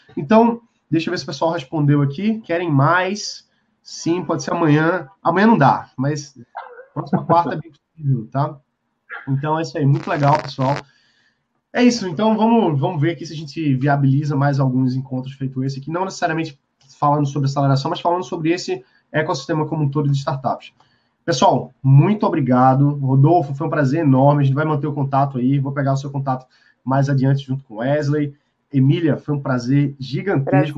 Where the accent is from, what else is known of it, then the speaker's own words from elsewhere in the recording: Brazil; a gente tá aqui no Brasil, a gente gosta do Brasil, a gente é brasileiro